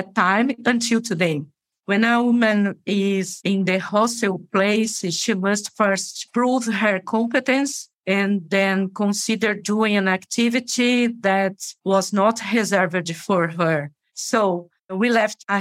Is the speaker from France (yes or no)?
no; Igreja Nova, Alagoas, Brazil; English is a second language; now in São Paulo, Brazil; I'm from Northeast from Brazil. I was born in a small city in the state Alagoas. The name of the city is Igreja Nova.